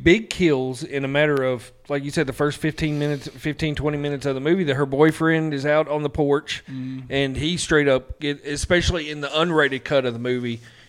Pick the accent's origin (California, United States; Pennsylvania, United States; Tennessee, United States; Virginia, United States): Tennessee, United States; Nashville; We're from Nashville.